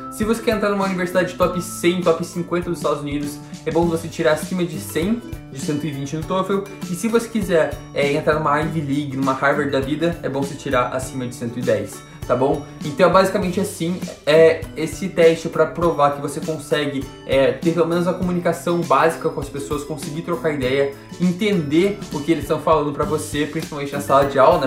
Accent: Curitiba, Paraná, Brazil; moved away as an adult; now in United States; Eu estudava no Colégio Internacional de Curitiba, tinha uma bolsa por lá, estudei lá por 4 anos

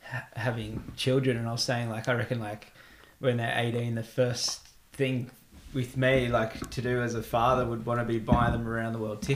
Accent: Gold Coast, Queensland, Australia; moved away as an adult; now in Iceland; I grew up on the Gold Coast in Australia

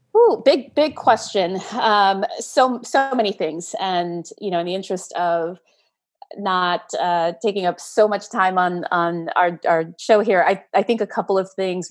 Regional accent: New York City, New York, United States; I'm a, a Brooklyn girl. I've lived here most of my life.

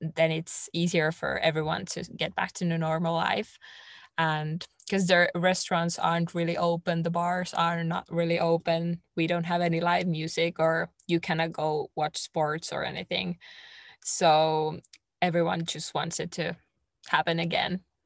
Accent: Finland; English is a second language

